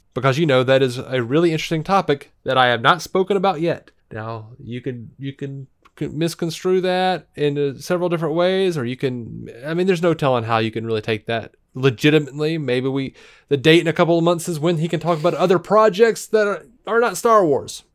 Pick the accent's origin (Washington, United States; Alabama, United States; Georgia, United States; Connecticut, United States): Alabama, United States; Montgomery; now in Birmingham, United States; I'm from Montgomery